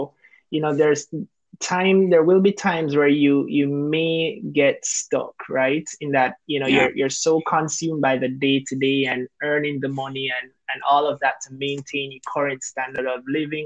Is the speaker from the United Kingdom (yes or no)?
no; Kingston, Jamaica; moved away as an adult; also born or lived in Cayman Islands; now in Canada; originally from Kingston, Jamaica. I moved from Kingston to Cayman, lived there for a few years, and then eventually transitioned to Canada.